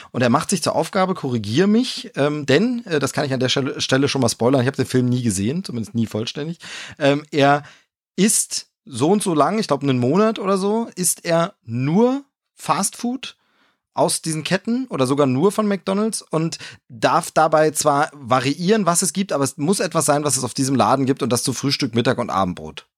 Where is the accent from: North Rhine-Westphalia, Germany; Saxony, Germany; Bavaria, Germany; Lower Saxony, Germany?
Bavaria, Germany; bei uns in Bayern